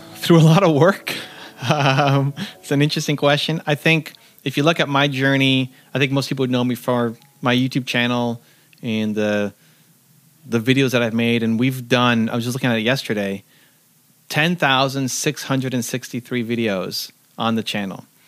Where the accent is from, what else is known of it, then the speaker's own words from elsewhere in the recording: Canada; I'm from Canada